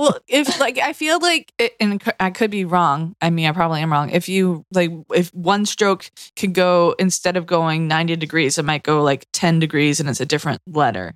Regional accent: Massachusetts, United States

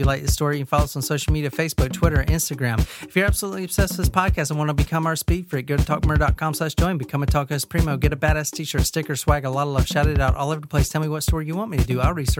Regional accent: Lodi, California, United States; This happened in and around my hometown of Lodi, California.

